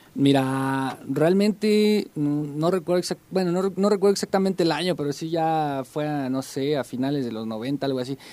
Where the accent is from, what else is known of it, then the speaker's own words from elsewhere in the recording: Tolcayuca, Hidalgo, Mexico; now in Pachuca, Mexico; originalmente yo crecí en Tolcayuca